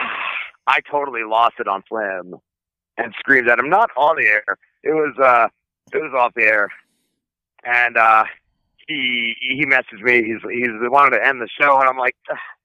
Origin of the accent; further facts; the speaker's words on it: New Jersey, United States; now in South Jersey, United States; I'm in South Jersey now. I grew up in North Jersey, though